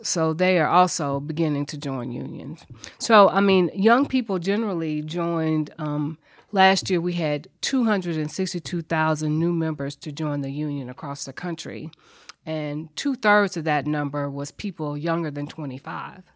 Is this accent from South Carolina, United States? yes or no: no; Nashville, Tennessee, United States; I'm a native Nashvilleian, grew up here, graduated from McGavick High School.